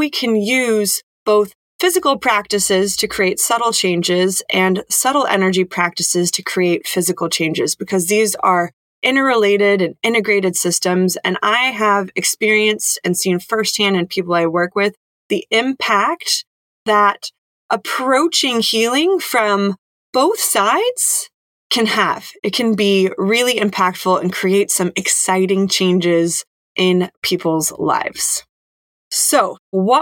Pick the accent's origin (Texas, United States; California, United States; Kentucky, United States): California, United States; Silicon Valley; I was born and raised in the Silicon Valley area to an engineer and a software salesperson.